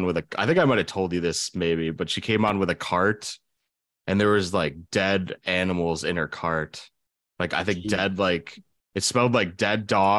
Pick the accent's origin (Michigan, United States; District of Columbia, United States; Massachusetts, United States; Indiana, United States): Massachusetts, United States; Boston; I'm from Boston.